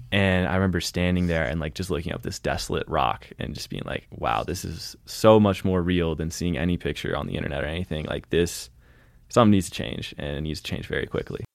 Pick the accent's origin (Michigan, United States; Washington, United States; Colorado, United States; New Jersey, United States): Washington, United States; Olympia; moved away as an adult; also born or lived in Boston; now in Montana, United States; I was born in Boston, uh, where my parents were at grad school and then had some jobs and, uh, grew up mostly in Olympia, Washington